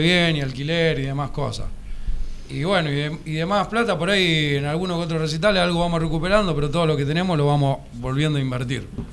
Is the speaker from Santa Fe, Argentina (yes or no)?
yes; Arroyo Seco, Santa Fe, Argentina; El violero y yo somos de Arroyo